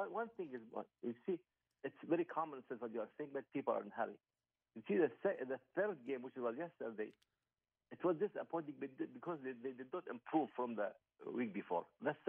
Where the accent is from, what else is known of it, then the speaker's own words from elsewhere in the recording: Qatar; I'm from Qatar.